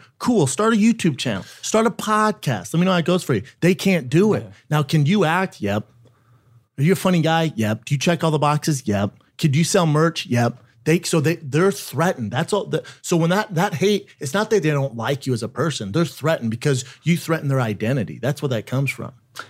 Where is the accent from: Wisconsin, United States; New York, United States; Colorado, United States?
Colorado, United States; Aurora; In Aurora, Colorado.